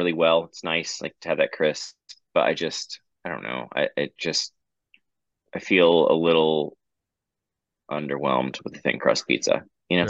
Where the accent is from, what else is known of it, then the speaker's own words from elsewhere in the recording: Oklahoma, United States; now in Houston, United States; I'm also from Oklahoma originally